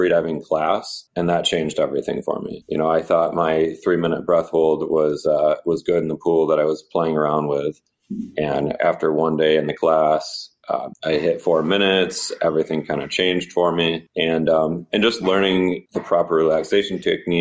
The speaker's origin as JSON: {"language": "English", "region": "Michigan", "country": "United States", "tie": "born or raised there", "moved": "yes", "said": "I'm from Michigan originally. So I did grow up in essentially next to one of the biggest freshwater bodies out there"}